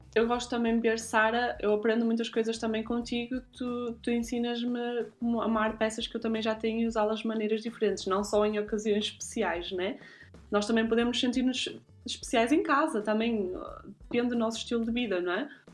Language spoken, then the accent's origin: Portuguese; Guimarães, Norte, Portugal; now in Zurich, Switzerland; nasci em Guimarães e vivo atualmente em Zurique